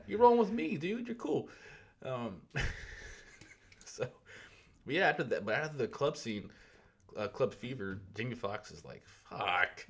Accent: the South, United States; I'm from the South too

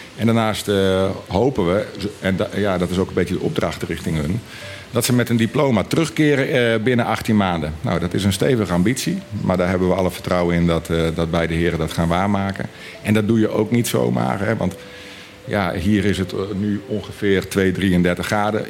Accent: Friesland, Netherlands; moved away as an adult; now in Bonaire; we komen oorspronkelijk uit eh, Friesland

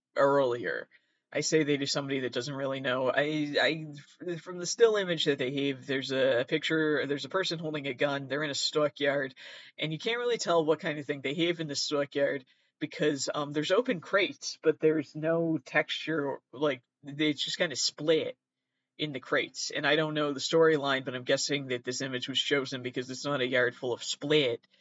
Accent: Massachusetts, United States; A lot of people do think I'm from New York. I'm actually from Massachusetts.

